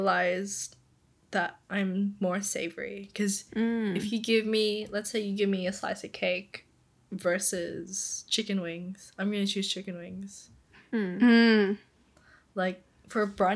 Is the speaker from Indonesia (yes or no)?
yes; Indonesia; I was born and raised in Indo, so I grew up with a lot of Indonesian food